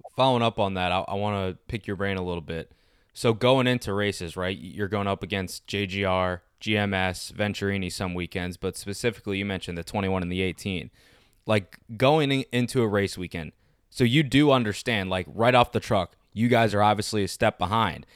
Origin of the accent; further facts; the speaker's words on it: East Coast, United States; I'm just like from the East Coast.